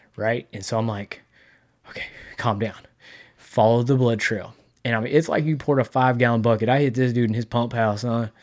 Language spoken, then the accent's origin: English; Texas, United States; I'm from Texas